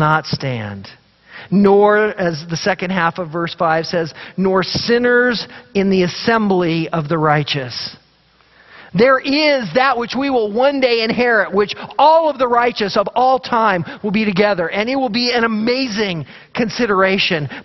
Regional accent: Idaho, United States; we grew up in Idaho

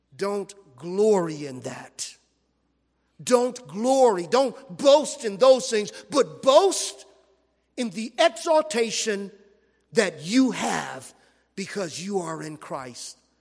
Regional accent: Los Angeles, California, United States; I grew up in South Central Los Angeles

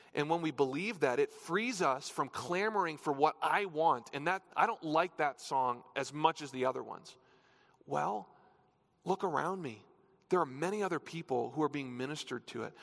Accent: New Hampshire, United States; now in Colorado, United States; I grew up in New Hampshire

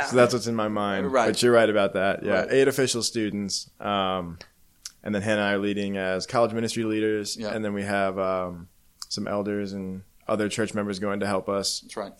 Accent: Baltimore, Maryland, United States; moved away as an adult; now in Columbia, United States; I'm from the Baltimore, Maryland area, and I came down to Columbia, South Carolina to go to the University of South Carolina.

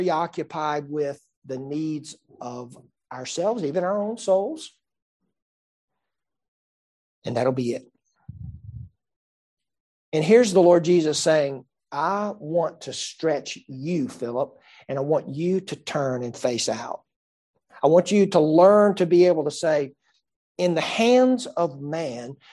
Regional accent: Greenville County, South Carolina, United States; I was born and raised here in Greenville County, and I've lived most of my life here in the upstate

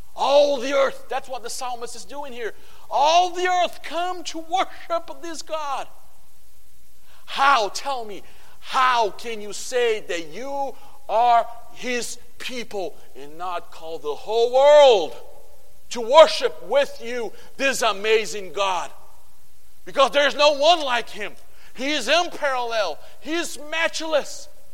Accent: Brazil; English is a second language; moved away; I come from Brazil

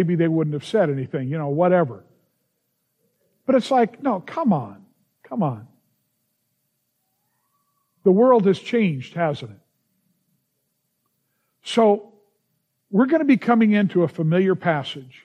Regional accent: Los Angeles, California, United States; growing up in the San Fernando Valley

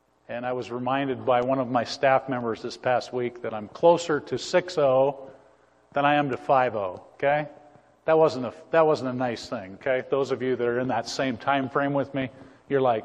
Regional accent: Montana, United States; I grew up in Montana

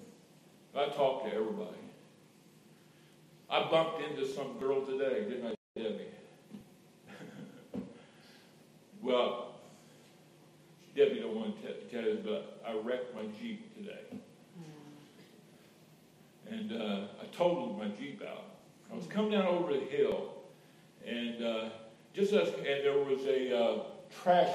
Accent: Indiana, United States; moved away; I'm from God's country, Indiana, Hoosier

